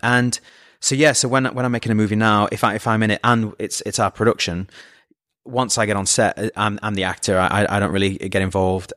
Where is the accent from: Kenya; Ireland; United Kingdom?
United Kingdom; Scunthorpe, Yorkshire and the Humber; moved away; I'm from Scunthorpe